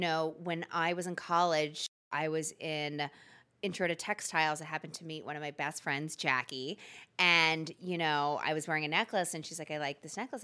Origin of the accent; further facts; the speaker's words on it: Philadelphia, Pennsylvania, United States; I'm born and raised in Philadelphia.